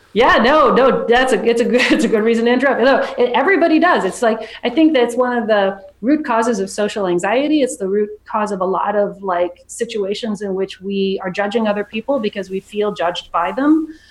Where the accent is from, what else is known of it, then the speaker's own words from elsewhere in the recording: San Francisco, California, United States; I'm from San Francisco